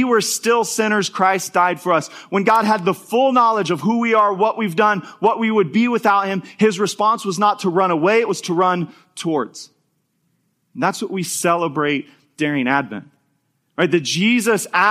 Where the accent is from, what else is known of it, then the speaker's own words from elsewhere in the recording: Topeka, Kansas, United States; moved away; where I grew up in Topeka